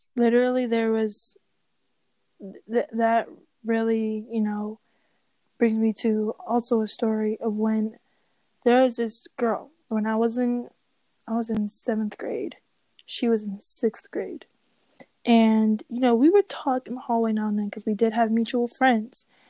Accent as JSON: {"language": "English", "country": "Nigeria", "said": "I am Nigerian"}